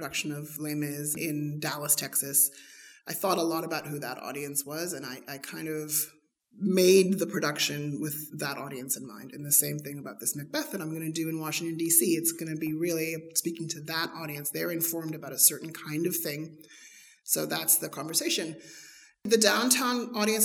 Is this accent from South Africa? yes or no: yes; South Africa; moved away; Growing up in South Africa under apartheid, was a huge influencer on my life and on my art